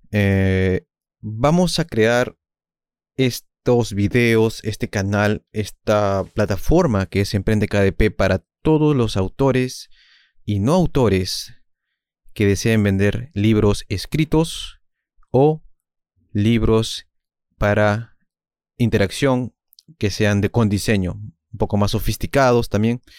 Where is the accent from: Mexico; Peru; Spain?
Peru; yo soy de Perú, mis maestros son Vallejo, Julio Ramón Ribeiro, dos escritores distintos obviamente, pero que complementaron mi visión del mundo